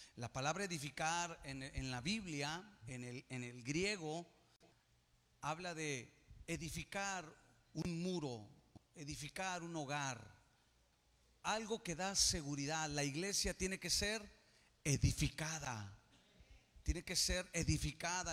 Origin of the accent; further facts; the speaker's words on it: Mexico; Somos el mexicano del mañana.